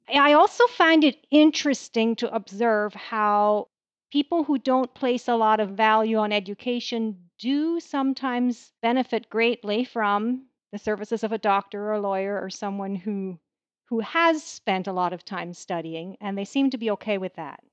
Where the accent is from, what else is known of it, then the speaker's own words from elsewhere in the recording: Canada; I am a Canadian